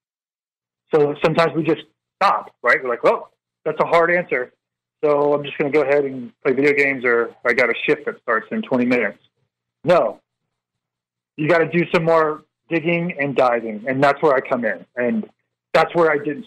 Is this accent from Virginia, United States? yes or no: yes; Northern Virginia, United States; So we're from the Northern Virginia area